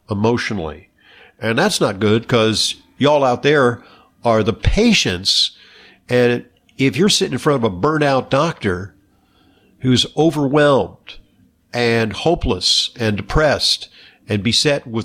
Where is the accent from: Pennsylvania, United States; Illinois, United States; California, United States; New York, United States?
California, United States; Santa Monica; Okay, well, yeah, I'm from uh, Santa Monica, California, so yeah, it's my old